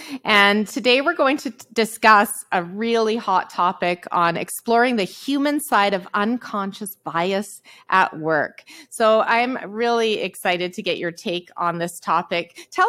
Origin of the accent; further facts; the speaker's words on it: Calgary, Alberta, Canada; I understand you grew up in Calgary just as I did.